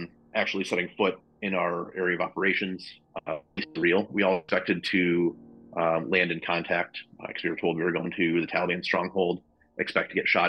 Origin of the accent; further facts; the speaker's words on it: West Michigan, United States; I grew up in West Michigan, lots of farmland, corn everywhere